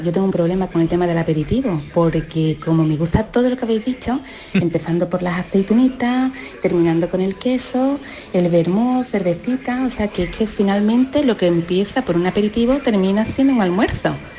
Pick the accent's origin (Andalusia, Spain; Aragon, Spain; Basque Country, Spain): Andalusia, Spain; Gilena; sea mi pueblo